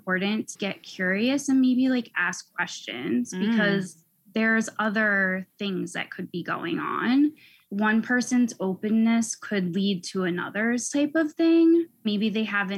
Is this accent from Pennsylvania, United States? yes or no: yes; Pennsylvania, United States; also born or lived in Philadelphia / California; I grew up in Pennsylvania in the suburbs